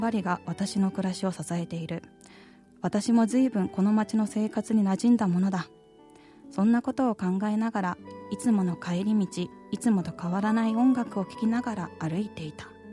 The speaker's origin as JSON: {"language": "Japanese", "town": "Anseong", "region": "Gyeonggi Province", "country": "South Korea", "tie": "born or raised there", "said": "私の地元アンソンに戻ってきて4年が経った"}